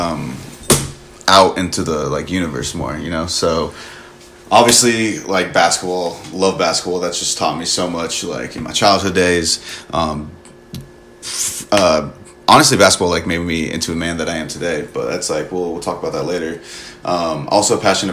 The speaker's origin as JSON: {"language": "English", "town": "Phoenix", "region": "Arizona", "country": "United States", "tie": "born or raised there", "said": "I grew up in Phoenix, Arizona"}